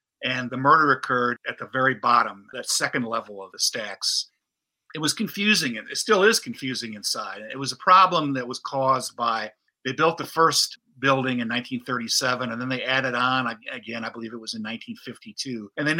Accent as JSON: {"language": "English", "town": "Holland", "region": "Michigan", "country": "United States", "tie": "born or raised there", "also_born_or_lived": "Pennsylvania", "moved": "as an adult", "said": "I grew up in Holland, Michigan, which is the same city where Betsy Aardsma was from."}